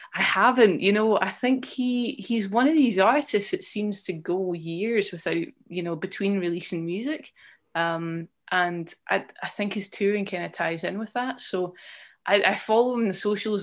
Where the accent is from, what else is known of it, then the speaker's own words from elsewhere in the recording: Edinburgh, Scotland, United Kingdom; moved away as an adult; also born or lived in Leith / Dundee; I grew up in, um, Colington, which is, um, near, quite nearby the Pentlands Hills